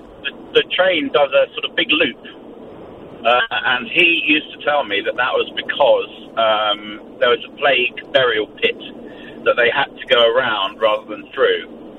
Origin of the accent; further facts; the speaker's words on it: London, United Kingdom; now in Suffolk, United Kingdom; When I grew up in London, I used to have to take the underground train with my brother, the Piccadilly Line